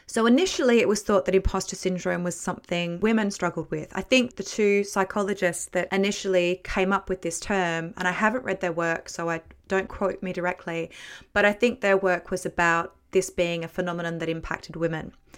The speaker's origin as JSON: {"language": "English", "country": "Australia", "also_born_or_lived": "Bradford, West Yorkshire / London", "moved": "as an adult", "said": "I'm Australian, so my working experience was Australia and then Bradford in the, in West Yorkshire"}